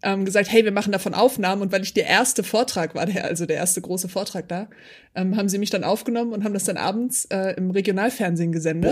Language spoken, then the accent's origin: German; Hamburg, Germany; ich bin ja Hamburgerin